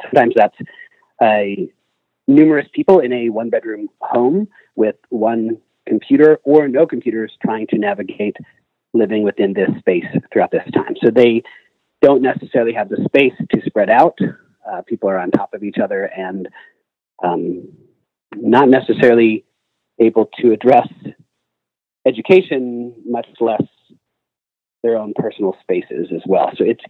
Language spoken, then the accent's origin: English; Canyon, Texas, United States; moved away as an adult; now in Brooklyn, United States; I grew up in Canyon, Texas, and went to WT. And I now live in Brooklyn, New York for the last 19 years.